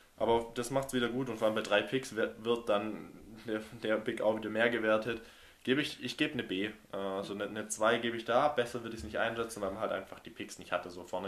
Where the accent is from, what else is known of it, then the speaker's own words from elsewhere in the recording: Germany; als äh, Deutsche